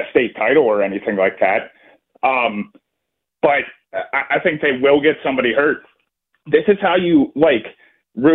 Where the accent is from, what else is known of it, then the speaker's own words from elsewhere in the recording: Ambridge, Pennsylvania, United States; I grew up in Ambridge, so I grew up right across the bridge.